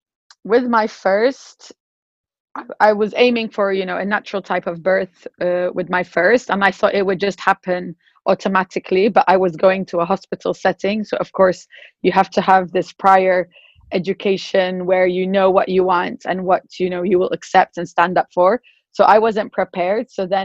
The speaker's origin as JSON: {"language": "English", "country": "Morocco", "lives_now": "Dubai, United Arab Emirates", "said": "I'm British, but also originally from Morocco. And I've been here in Dubai for the past 10 years."}